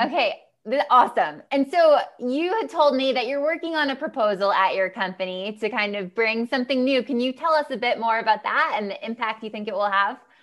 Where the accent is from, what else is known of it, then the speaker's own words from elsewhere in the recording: United States; I'm American. I come from the U S